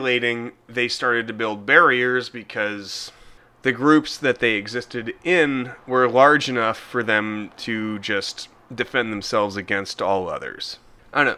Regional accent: Denver, Colorado, United States; my hometown, Denver

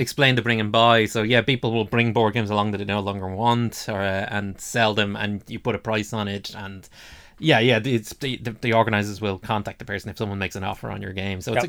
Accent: Dublin, Leinster, Ireland; we're both from Dublin.

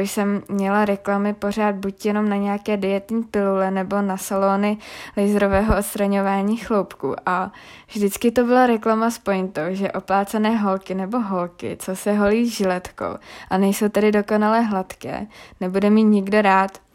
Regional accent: Czechia; u nás v Čechách

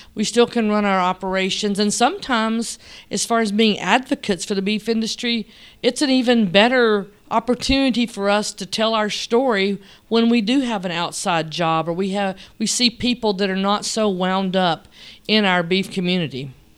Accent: Selmer, Tennessee, United States; now in Sweetwater, United States; I was born in, um, West Tennessee in a little town called Selmer, Tennessee.

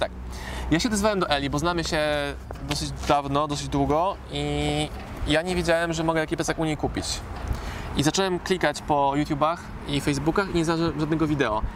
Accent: Poland; jestem biednym Polakiem z Polski

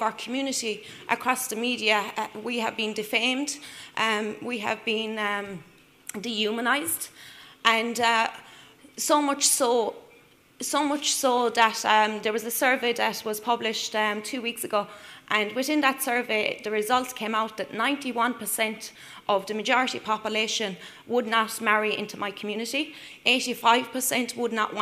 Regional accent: Ireland; I'm from Ireland, a human rights defender from Ireland

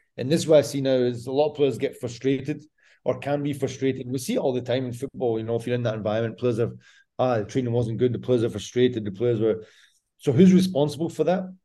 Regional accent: Scotland, United Kingdom; now in Croatia; I'm Scottish.

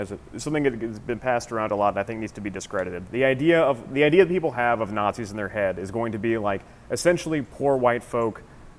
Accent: Lubbock, Texas, United States; growing up in Lubbock, which is a pretty right-wing place

